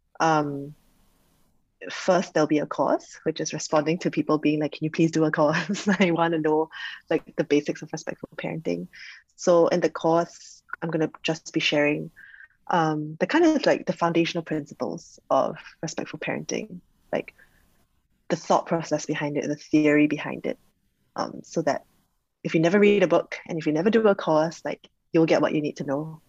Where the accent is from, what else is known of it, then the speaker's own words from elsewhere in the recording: Singapore; I'm Singaporean